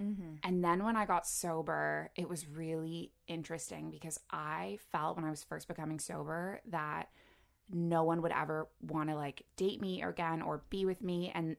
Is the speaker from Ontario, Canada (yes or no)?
yes; Toronto, Ontario, Canada; I grew up in Toronto, but then, you know, went away for 5 years to university.